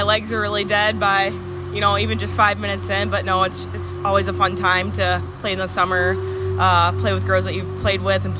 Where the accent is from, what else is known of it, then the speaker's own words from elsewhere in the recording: Minnesota, United States; especially growing up in Minnesota, going to games when I was younger. I mean, and being in the state of Minnesota, too.